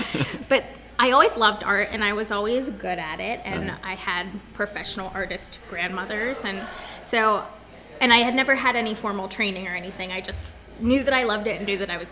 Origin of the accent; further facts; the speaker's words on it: Bellwood, Pennsylvania, United States; also born or lived in Florida; I grew up in Bellwood, which is a really small town right next to Altoona.